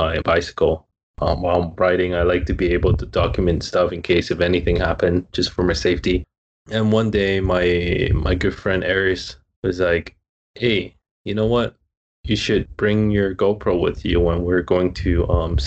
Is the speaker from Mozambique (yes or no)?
no; Hong Kong; moved away as an adult; now in Hawaii, United States; I'm from Hong Kong, born and raised there, and moved to Hawaii about 7.5 years ago